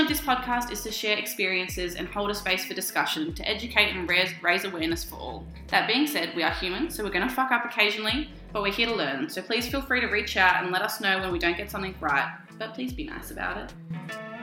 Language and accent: English; Australia; we are Australian